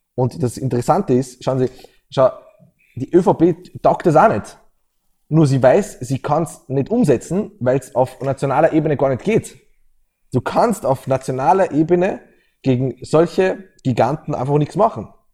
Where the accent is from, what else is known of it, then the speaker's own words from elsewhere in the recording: Austria; als Österreicher